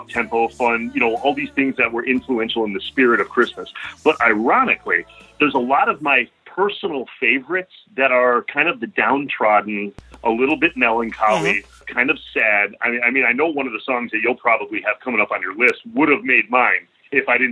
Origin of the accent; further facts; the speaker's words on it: DeKalb, Illinois, United States; moved away as an adult; also born or lived in Chicago; now in Los Angeles, United States; We come from Cindy Crawford's hometown. We were kind of, you know, and I went to school with her youngest sister, Danielle